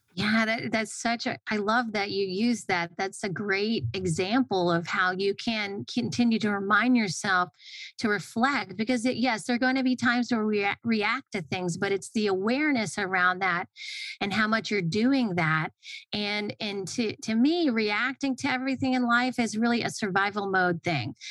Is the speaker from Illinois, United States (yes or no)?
no; Atlanta, Georgia, United States; I grew up in Atlanta